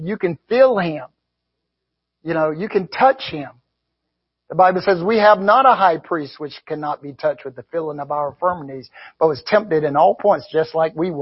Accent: the South, United States; I grew up in the South in the 50s

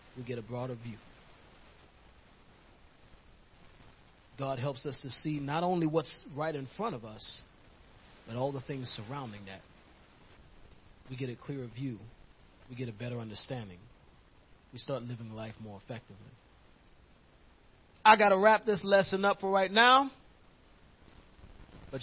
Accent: New York, United States; moved away; the neighborhood I used to live in growing up in New York

